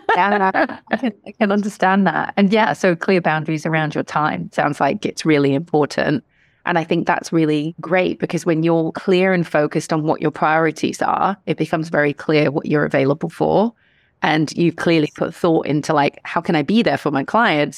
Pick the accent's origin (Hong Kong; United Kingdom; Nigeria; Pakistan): Hong Kong; Growing up in Hong Kong